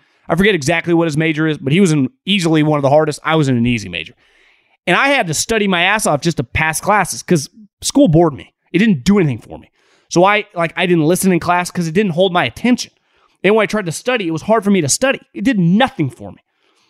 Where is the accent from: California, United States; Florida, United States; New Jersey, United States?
California, United States; Davis; one of my roommates and my neighbor, guy actually I grew up with in Davis, Jesse Dundon.